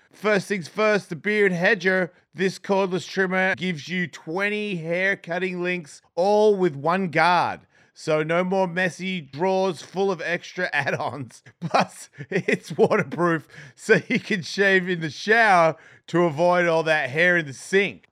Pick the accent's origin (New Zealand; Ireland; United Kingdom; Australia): Australia; I'm from Australia